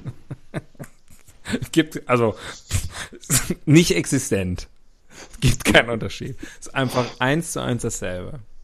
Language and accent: German; West Germany, Germany; In meiner Kindheit in Westdeutschland, in der BRD der 80er Jahre